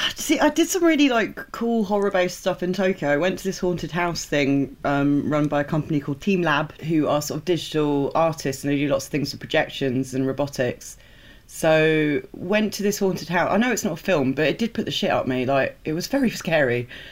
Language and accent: English; England, United Kingdom; I was super aware of being very English